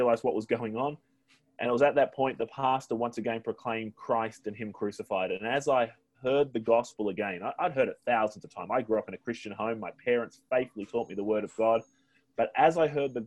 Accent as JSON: {"language": "English", "country": "Australia", "moved": "as an adult", "lives_now": "Newquay, United Kingdom", "said": "I'm an Aussie"}